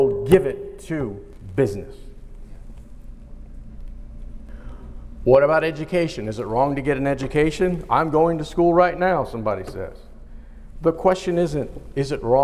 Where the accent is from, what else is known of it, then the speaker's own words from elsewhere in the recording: United States; I am an American citizen